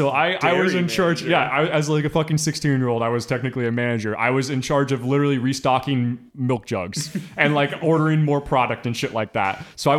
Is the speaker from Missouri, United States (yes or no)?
yes; Northern Missouri, United States; moved away; I'm from Northern Missouri